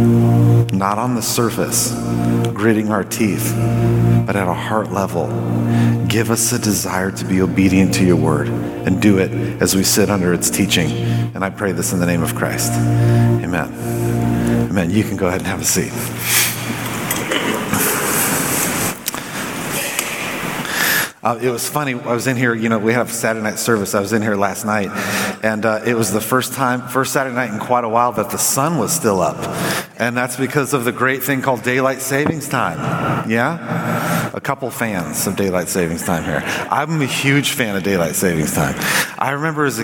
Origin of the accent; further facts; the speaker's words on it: Southern California, United States; I grew up in Southern California